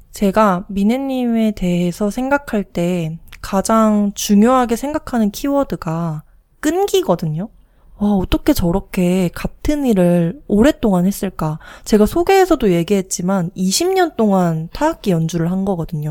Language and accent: Korean; Jeju, South Korea; 저희가 나고 자란 제주